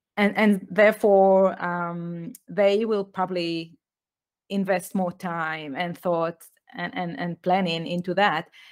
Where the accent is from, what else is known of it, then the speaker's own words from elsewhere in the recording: Israel; English is a second language; moved away as an adult; also born or lived in United Kingdom; I was born in Israel. I grew up there